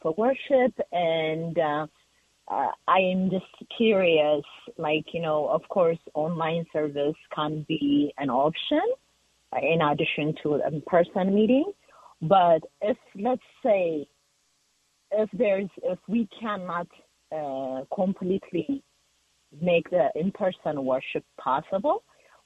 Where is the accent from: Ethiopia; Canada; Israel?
Ethiopia; now in Denver, United States; I'm from Ethiopia